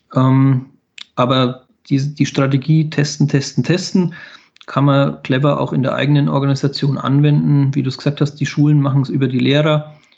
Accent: Bavaria, Germany; bei uns in Bayern

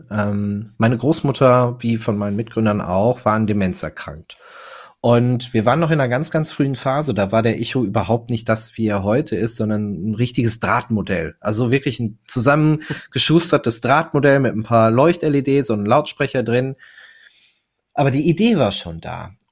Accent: North Rhine-Westphalia, Germany; ich bin ein Kind des Ruhrgebiets. Äh, wir sitzen in Duisburg ähm, und ich bin 33 Jahre alt, verheiratet, zwei Kinder

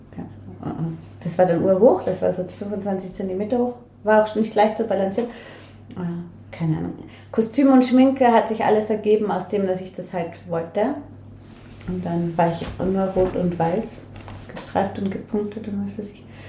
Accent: Linz, Upper Austria, Austria; moved away; ich bin aufgewachsen voll in der Stadt

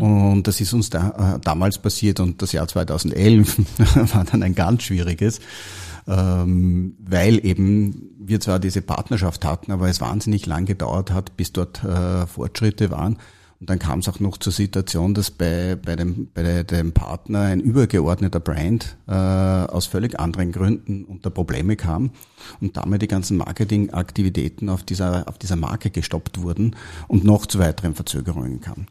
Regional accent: Austria; Ich komme aus Österreich, habe dort eine die HTL für chemische Betriebstechnik

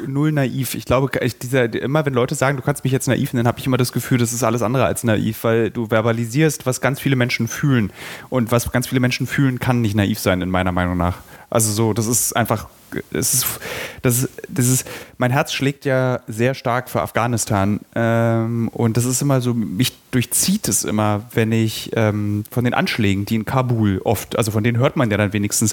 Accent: Berlin, Germany; als Berliner

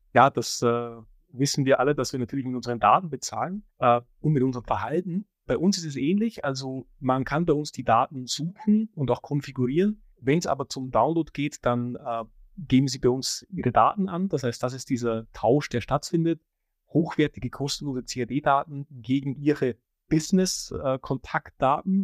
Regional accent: Austria; ich komme aus Österreich, da heißt BIM Straßenbahn

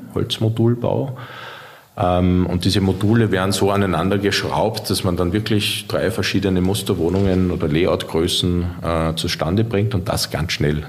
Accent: Vienna, Austria; von der Stadt Wien, meiner Heimatstadt

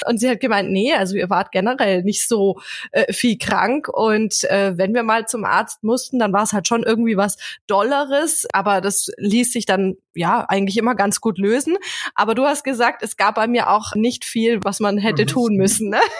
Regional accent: Memmingen, Bavaria, Germany; in meiner Heimatstadt Memmingen

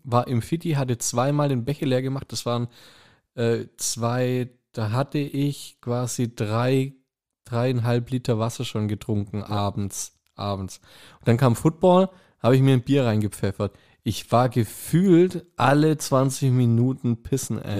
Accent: Germany; Ich bin gebürtiger Kreuzheimer. Das Ding ist 10 Kilometer daneben.

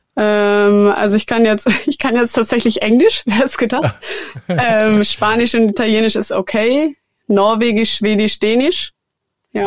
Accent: Germany; in Deutschland, in meiner Heimat

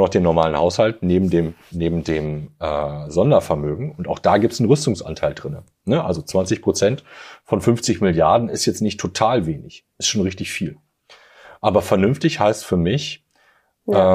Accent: Germany; hier bei uns in Deutschland

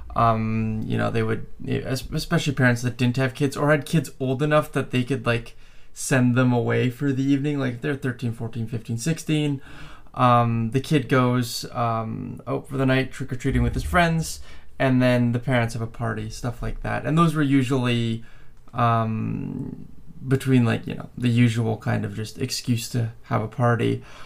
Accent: Canada; I was born and raised in Canada

